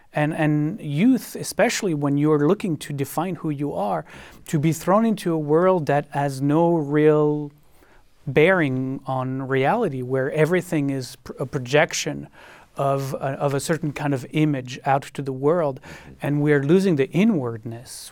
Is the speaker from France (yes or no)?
yes; France; also born or lived in Israel; now in United States; I lived in France, where I was born and grew up